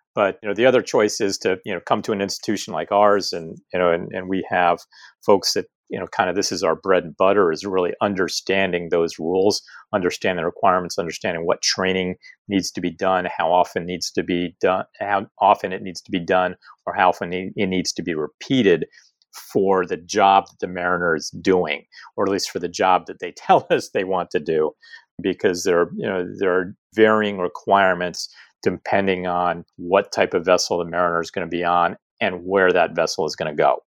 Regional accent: East Coast, United States; now in San Diego, United States; I grew up on the East Coast and grew up around boats

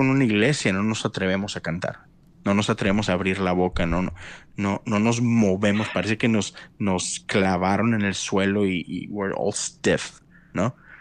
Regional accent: Monterrey, Nuevo León, Mexico; moved away as an adult; now in Houston, United States; yo nací, crecí por 30 años en México

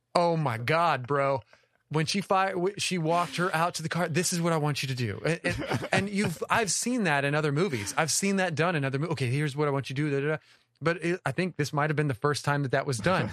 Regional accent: the South, United States; We're from the South.

